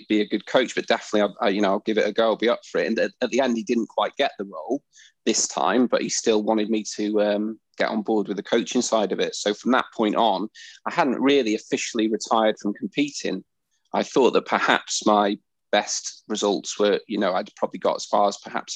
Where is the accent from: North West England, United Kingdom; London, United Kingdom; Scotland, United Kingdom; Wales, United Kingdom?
Wales, United Kingdom; Wrexham; I started judo when I was 5 years old at Wrexham Judo Club.